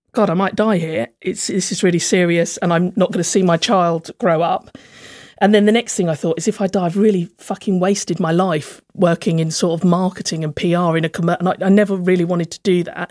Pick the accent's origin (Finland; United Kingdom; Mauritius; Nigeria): United Kingdom; Slough, South East England; moved away as an adult; also born or lived in London; now in Hove, United Kingdom; I'm from a place called Langley in Slough